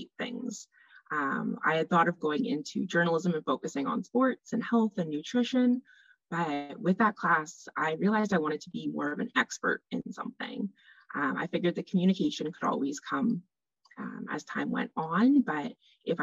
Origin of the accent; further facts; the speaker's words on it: Canada; also born or lived in Northern Ontario; I am a Canadian dietitian.